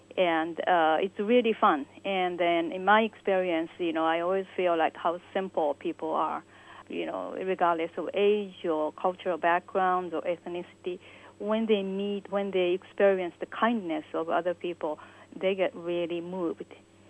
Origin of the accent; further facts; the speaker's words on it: Japan; English is a second language; I was born and raised in Japan.